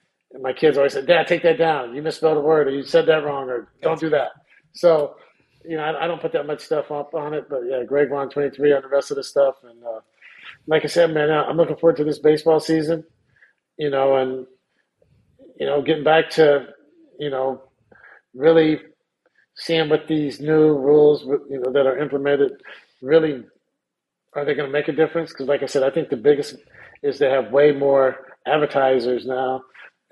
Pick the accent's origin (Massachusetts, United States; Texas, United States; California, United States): California, United States; Sacramento; right outside of my hometown of Sacramento